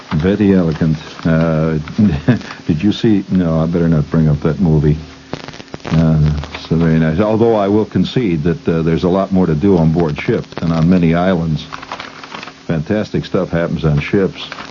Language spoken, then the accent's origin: English; United States; We're Americans. We're not French. We're not English. We're not uh, Japanese